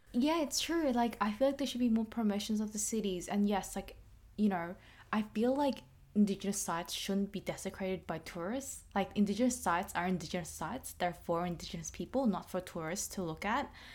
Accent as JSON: {"language": "English", "country": "Australia", "said": "we're Australian"}